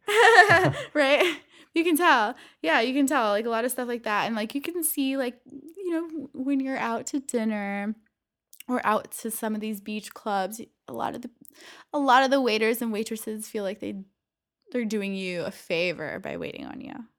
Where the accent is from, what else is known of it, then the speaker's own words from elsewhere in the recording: Valencia, California, United States; I grew up in Valencia, California